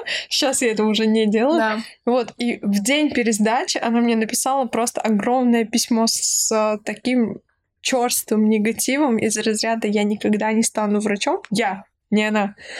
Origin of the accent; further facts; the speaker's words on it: Nalchik, Kabardino-Balkaria, Russia; из моего родного города Нальчик